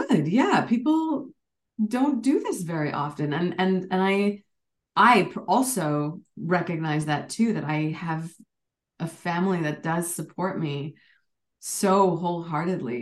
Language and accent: English; Canada; moved away as an adult; also born or lived in United Kingdom; I was North American, Canadian American, and South Asian